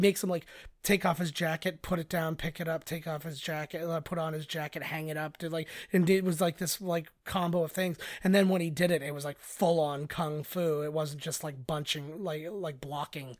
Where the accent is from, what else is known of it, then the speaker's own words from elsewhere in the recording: Canada; we're Canadian